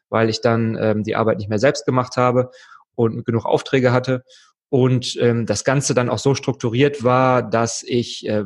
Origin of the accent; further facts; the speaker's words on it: Wuppertal, North Rhine-Westphalia, Germany; Ich komme aus Wuppertal ursprünglich. ähm, das ist gar nicht mal so weit weg von Köln, deswegen freue ich mich, ein bisschen in der Heimat vorbeizuschauen.